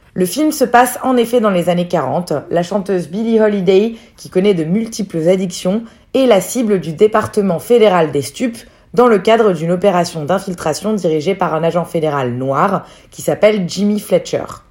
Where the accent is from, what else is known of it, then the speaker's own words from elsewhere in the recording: France; en tant que Français